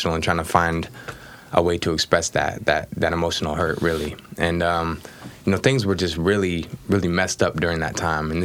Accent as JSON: {"language": "English", "town": "Portland", "region": "Oregon", "country": "United States", "tie": "born or raised there", "also_born_or_lived": "Gresham, Oregon", "said": "I'm from Oregon, was born and raised out here in Portland"}